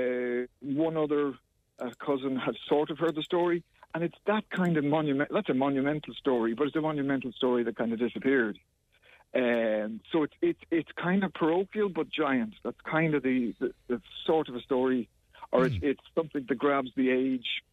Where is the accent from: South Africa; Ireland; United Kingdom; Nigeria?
Ireland; Kerry, Munster